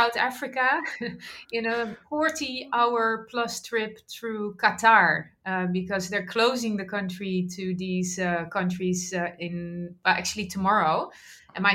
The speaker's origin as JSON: {"language": "English", "country": "Netherlands", "tie": "born or raised there", "said": "I grew up in the Netherlands"}